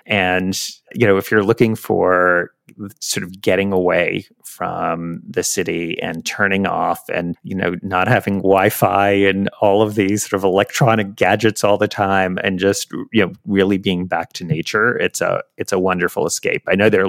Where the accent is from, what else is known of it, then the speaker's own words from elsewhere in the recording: New York City, New York, United States; Carnegie Hall, which is in my hometown, in your hometown of New York City.